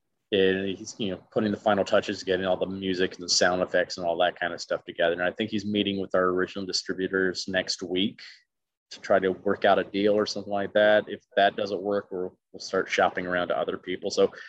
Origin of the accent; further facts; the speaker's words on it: the South, United States; I can just never do, and it's so weird because I'm from the South too. I should automatically be able to do Foghorn Leghorn.